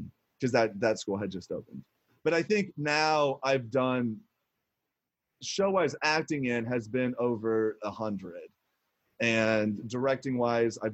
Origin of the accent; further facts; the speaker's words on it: Evansville, Indiana, United States; moved away as an adult; also born or lived in Mount Vernon, Indiana; now in Los Angeles, United States; I grew up down in Mount Vernon, but mainly Evansville